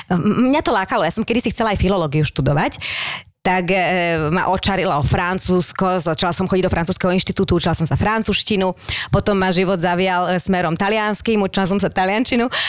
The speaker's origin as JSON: {"language": "Slovak", "country": "Slovakia", "said": "My sme akože Slováci"}